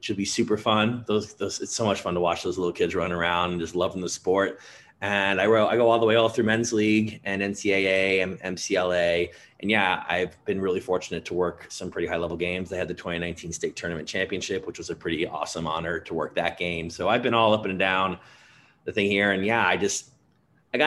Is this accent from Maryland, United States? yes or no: yes; Maryland, United States; moved away as an adult; also born or lived in Ohio / Louisiana; now in Minnesota, United States; I was born in Maryland.